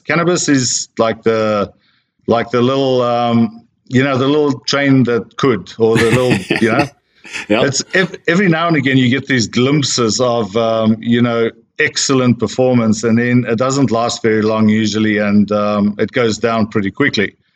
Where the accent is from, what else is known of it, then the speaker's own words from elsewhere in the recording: South Africa; moved away as an adult; also born or lived in Australia / Sydney, Australia / United States / Europe; I'm a South African born Australian slash American slash European now.